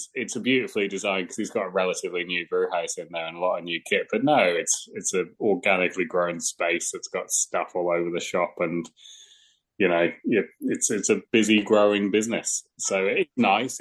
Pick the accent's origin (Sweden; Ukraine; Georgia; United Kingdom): United Kingdom; England; moved away as an adult; also born or lived in Wellington, New Zealand; now in Australia; I'm English and I was living in England